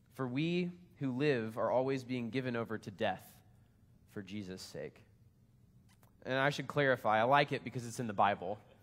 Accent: United States; I'm American.

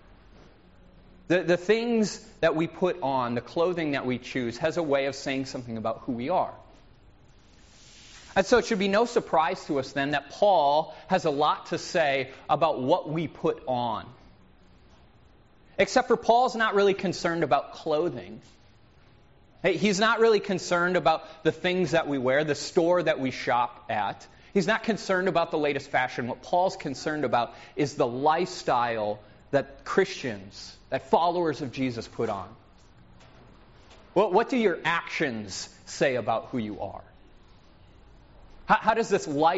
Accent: Minnesota, United States; I'm from Minnesota, where we understate everything and it drives my wife insane

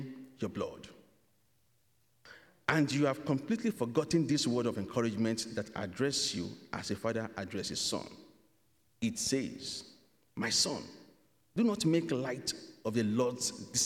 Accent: Nigeria; moved away as an adult; now in Canada; I am from Nigeria.

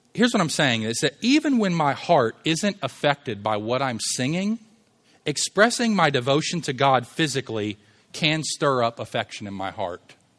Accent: Louisville, Kentucky, United States; I'm from Louisville

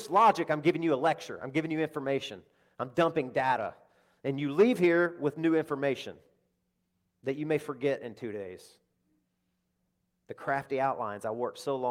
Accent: Deep South, United States; I'm speaking for one that came from the deep South

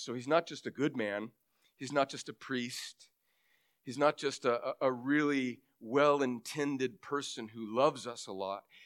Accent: California, United States; moved away; I grew up in California. Most of my family is still there

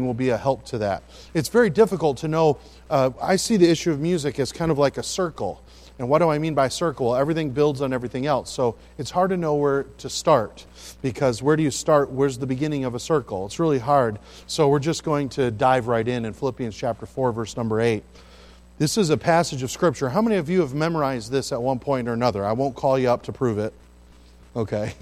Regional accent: Midland, Michigan, United States; also born or lived in St. Joseph, Michigan; now in Pensacola, United States; I am a Michigander, and I was born over in St. Joe, and then grew up in Midland, Michigan

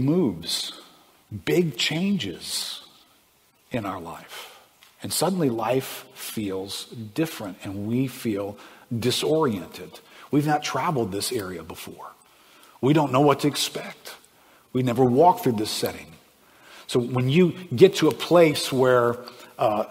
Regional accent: South Louisiana, United States; I grew up fishing and hunting in the swamps of South Louisiana.

